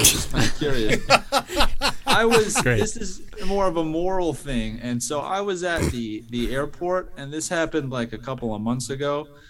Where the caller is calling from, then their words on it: Kitchener, Ontario, Canada; I'm calling from Kitchener, Ontario, in Canada.